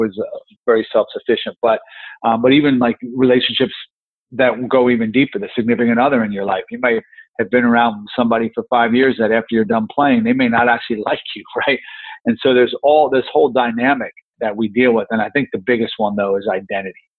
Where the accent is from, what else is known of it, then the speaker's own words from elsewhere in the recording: New Jersey, United States; I grew up in New Jersey